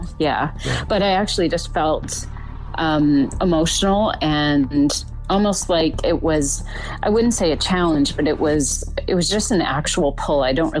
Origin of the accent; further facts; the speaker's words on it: British Columbia, Canada; born and raised in British Columbia. So now we're living out about an hour away from Vancouver on the ocean.